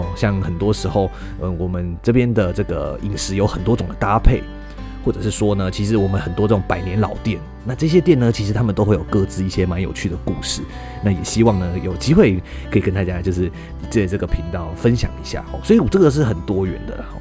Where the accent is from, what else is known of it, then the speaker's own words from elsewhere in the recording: Tainan, Taiwan; 大家知道我是台南人